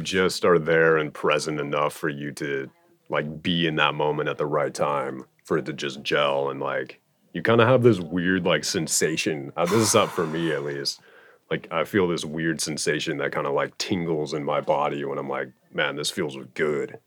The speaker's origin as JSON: {"language": "English", "area": "Oahu", "region": "Hawaii", "country": "United States", "tie": "born or raised there", "said": "We grew up on Oahu together"}